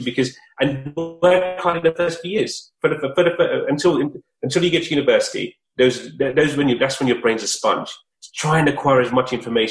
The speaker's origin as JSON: {"language": "English", "country": "United Kingdom", "tie": "born or raised there", "said": "I grew up in Surrey, in London, and luckily enough, I was able to go to school in Surrey"}